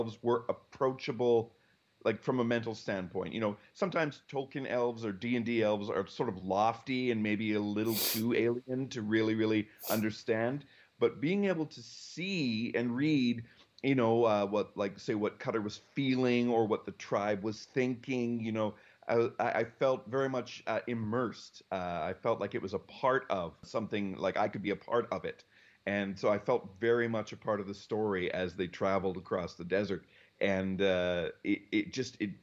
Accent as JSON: {"language": "English", "town": "Calgary", "region": "Alberta", "country": "Canada", "tie": "born or raised there", "said": "I lived sort of on the edges of my city of Calgary, Alberta"}